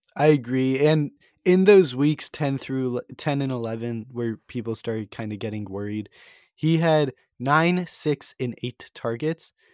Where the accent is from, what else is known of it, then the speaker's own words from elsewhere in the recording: St. Louis, Missouri, United States; I'm from Saint Louis